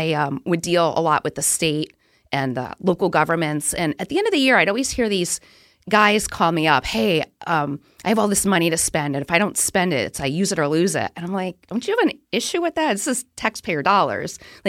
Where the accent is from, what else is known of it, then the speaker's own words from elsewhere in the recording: Southington, Connecticut, United States; now in Boston, United States; Yeah, I grew up in Southington, Connecticut, graduated high school, started my career in Connecticut.